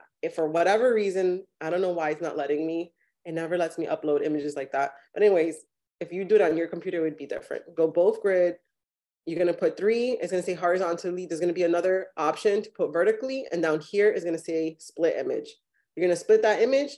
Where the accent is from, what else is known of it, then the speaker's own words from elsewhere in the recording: Miami, Florida, United States; also born or lived in New York; now in North Carolina, United States; I'm actually from Miami. I was born in New York, but I grew up in Miami and graduated high school there.